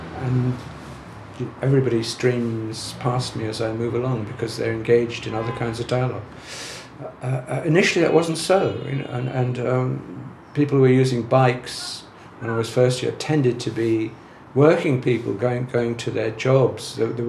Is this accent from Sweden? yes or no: no; Dublin, Leinster, Ireland; now in London, United Kingdom; I was moving to London when I moved in the 60s from Dublin, which was a kind of a sleepy kind of provincial town, very, very dominated by the church and so on.